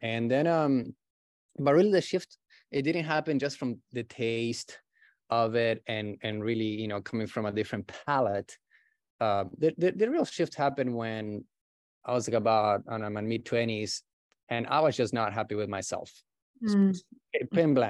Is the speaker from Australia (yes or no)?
no; Brazil; English is a second language; moved away as an adult; also born or lived in Buenos Aires, Argentina; now in Los Angeles, United States; Yeah, I was born in Argentina, in Buenos Aires. And when I was an early teenager, I moved to Brazil with my family. And I grew up pretty much over there.